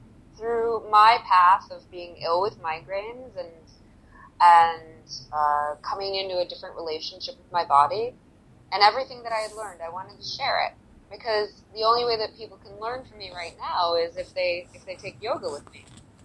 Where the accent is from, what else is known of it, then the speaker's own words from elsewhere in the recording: United States; as an American